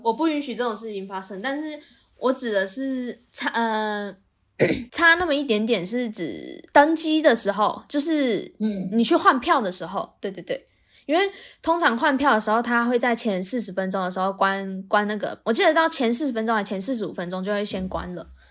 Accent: Taiwan; 我们台湾人是有一方赢了，我们就重新再来一次回合

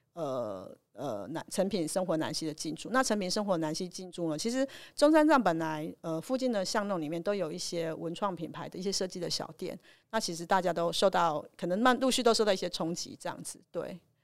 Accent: Changhua County, Taiwan; 我是彰化人哦

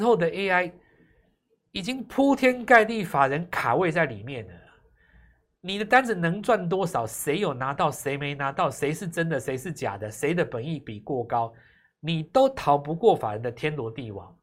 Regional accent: Taiwan; 在我们台湾

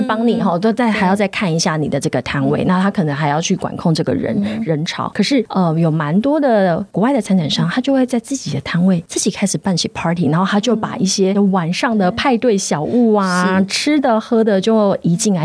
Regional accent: Tainan, Taiwan; 我是乡下孩子，我是台南人

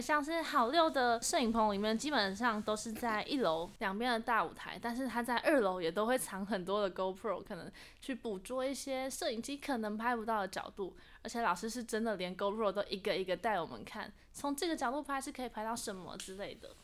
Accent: Taiwan; 工作人员姐姐她就听到我们的口音，就说：“哎、你们是台湾来的吗？”我们说是

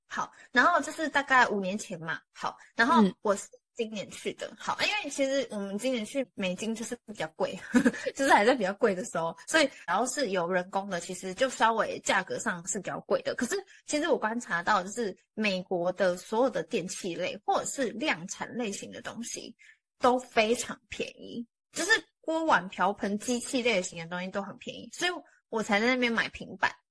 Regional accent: Taiwan; 我们台湾人

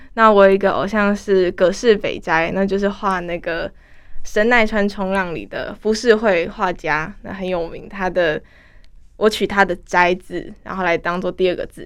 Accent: Keelung, Taiwan; 我是基隆人嘛

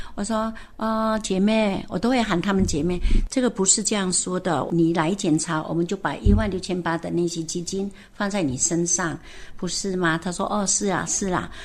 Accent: Taitung, Taitung County, Taiwan; 我那个土生土长台东人

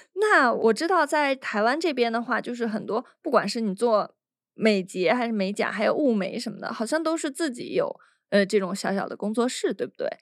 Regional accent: China; 我们大陆人他没有一个最低的工资标准

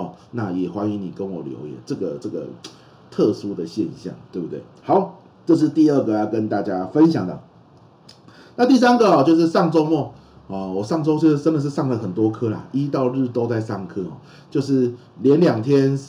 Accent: Pingtung County, Taiwan; 我就会回屏东住，我老家在屏东嘛。那我跟大家分享，就是我老家是养虾子的啊，养虾子。

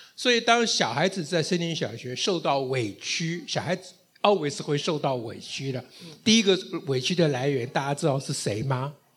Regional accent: Taiwan; 我们今天在台湾的奋斗，不只是为了我们台湾人，不只是为我们台湾将来的小孩

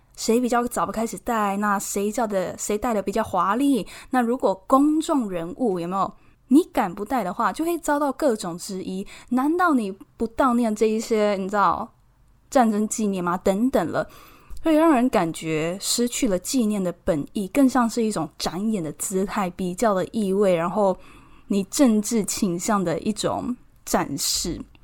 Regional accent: Taiwan; moved away as an adult; also born or lived in Edinburgh, United Kingdom; now in United Kingdom

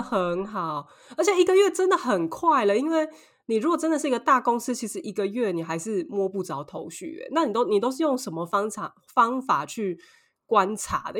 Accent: Taiwan; now in Paris, France; 我们台湾人

